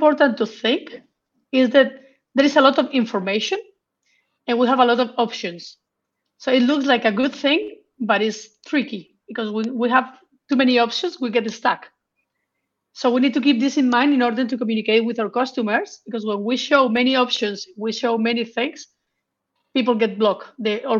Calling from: Madrid, Community of Madrid, Spain; From Madrid.

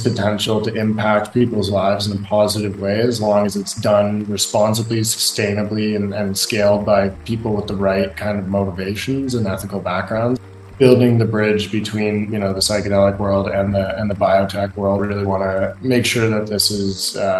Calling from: Medellin, Antioquia, Colombia; I'm calling in from Medellin, Colombia today. I'm at a buddy's house here and spending a month here

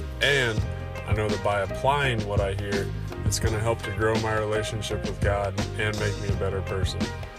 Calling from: Lakewood Ranch, Florida, United States; I'm listening from Lakewood Ranch, Florida

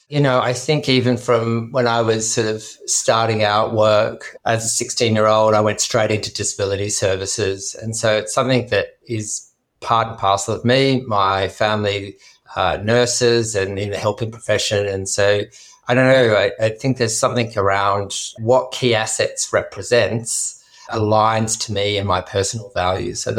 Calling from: Sydney, New South Wales, Australia; And I'm coming from Gadigal land, also in Sydney.

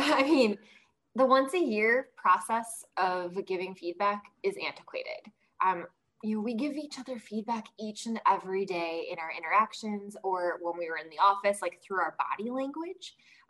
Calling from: Chicago, Illinois, United States; Currently, I'm in Chicago. It is not sunny here.

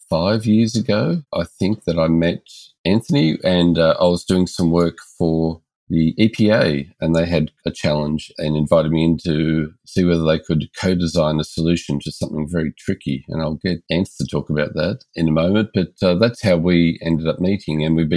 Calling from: Melbourne, Victoria, Australia; We're joining from Melbourne, Australia.

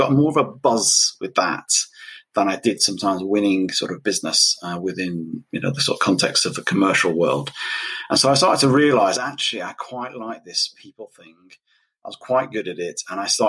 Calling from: United Kingdom; I'm all the way from the UK. So I'm ahead of you at the moment.

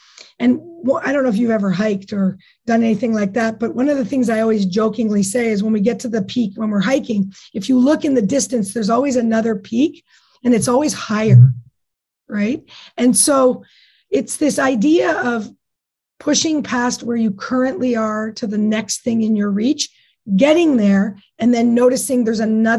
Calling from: Whistler, British Columbia, Canada; Today I'm in Whistler.

